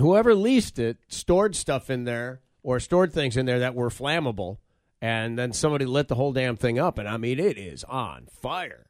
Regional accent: Michigan, United States; growing up in Michigan

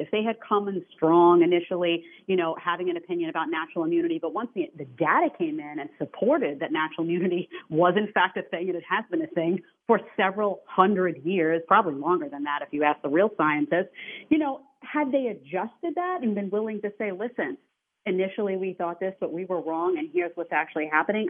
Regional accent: New York City, New York, United States; I come from New York City

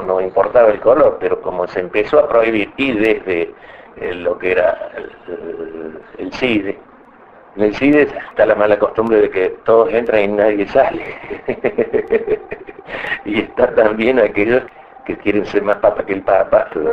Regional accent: Córdoba, Argentina; como cordobés

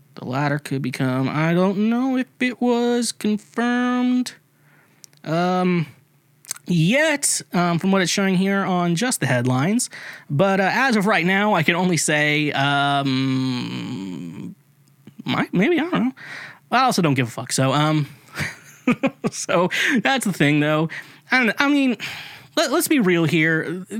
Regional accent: United States; being American

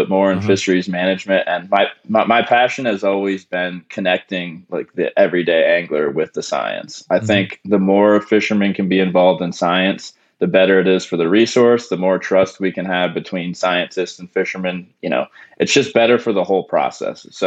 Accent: Pennsylvania, United States; moved away as an adult; also born or lived in Tampa, Florida / Louisiana; I grew up in Pennsylvania

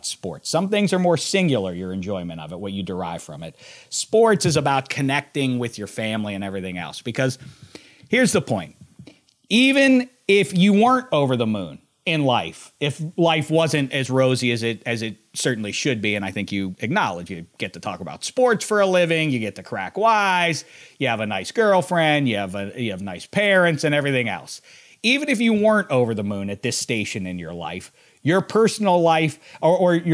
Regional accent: Pittsburgh, Pennsylvania, United States; the guys who I grew up with in Pittsburgh

